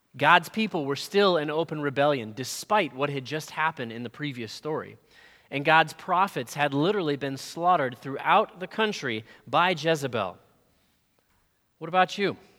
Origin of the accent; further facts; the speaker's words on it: Florida, United States; We're from Florida